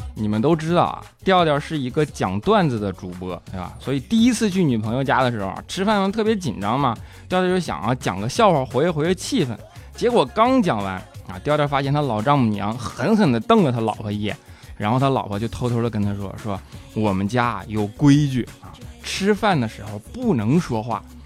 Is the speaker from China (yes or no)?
yes; Northeast China, China; 我是一个东北人